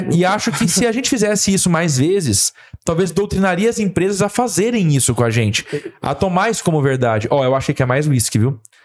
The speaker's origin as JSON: {"language": "Portuguese", "town": "Ribeirão Preto", "region": "São Paulo", "country": "Brazil", "said": "Sou de Ribeirão Preto também"}